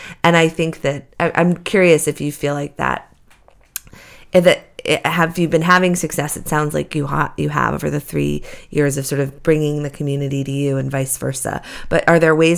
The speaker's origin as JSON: {"language": "English", "town": "Beverly", "region": "Massachusetts", "country": "United States", "tie": "born or raised there", "lives_now": "Salem, United States", "said": "Me growing up in Beverly"}